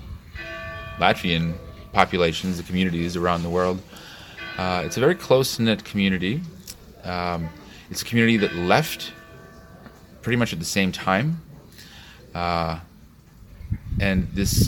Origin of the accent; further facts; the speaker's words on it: Chicago, Illinois, United States; moved away; I'm from Chicago. We have about 1.2 million Polish people